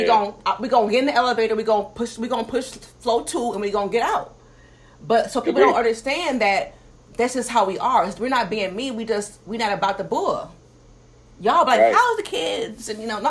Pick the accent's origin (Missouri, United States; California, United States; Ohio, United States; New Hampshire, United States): Ohio, United States; moved away as an adult; I'm from Ohio, so I've been here 14 years, and I'm still learning the mannerisms.